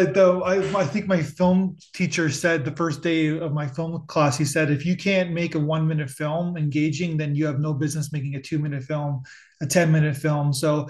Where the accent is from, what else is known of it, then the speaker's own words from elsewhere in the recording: Ontario, Canada; my wife is from Montreal and I'm from Ontario.